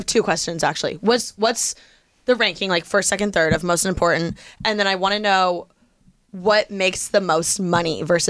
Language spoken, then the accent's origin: English; Bloomington, Indiana, United States; moved away; I'm from Bloomington where IU is.